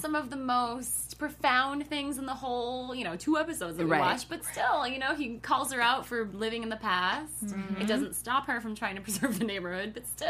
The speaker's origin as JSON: {"language": "English", "town": "Buffalo", "region": "New York", "country": "United States", "tie": "born or raised there", "said": "New York State. I was born in Buffalo, and then I went to school in New York. Columbia."}